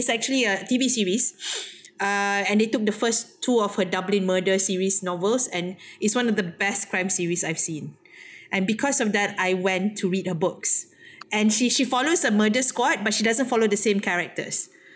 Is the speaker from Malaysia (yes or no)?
yes; Malaysia; as a Malaysian writer, it's very hard not to be influenced by Western, especially if you're English-speaking, English writer, right?